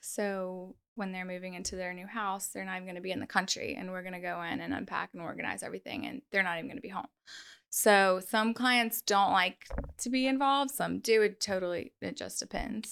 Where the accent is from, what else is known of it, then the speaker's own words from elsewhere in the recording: North Shore, Louisiana, United States; I'm born and raised on the North Shore